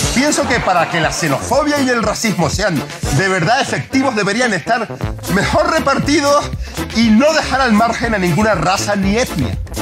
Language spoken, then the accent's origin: Spanish; Canary Islands, Spain; yo soy de las Islas Canarias y prácticamente soy un puto sudaca